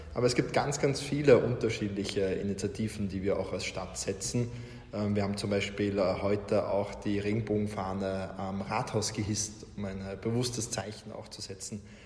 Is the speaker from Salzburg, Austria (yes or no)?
yes; Salzburg, Austria; now in Vienna, Austria; ich bin in Salzburg geboren, äh, wollte aber schon in der Schulzeit raus aus Salzburg